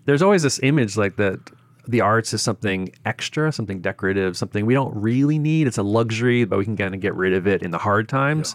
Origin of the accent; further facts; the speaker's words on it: Boston, Massachusetts, United States; moved away as an adult; also born or lived in Memphis / Japan; now in Tokyo, Japan; I grew up in Boston.